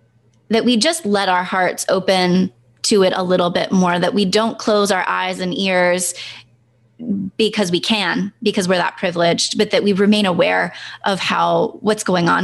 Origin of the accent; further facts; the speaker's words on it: Senegal; We grew up, Brandon and I grew up in Senegal.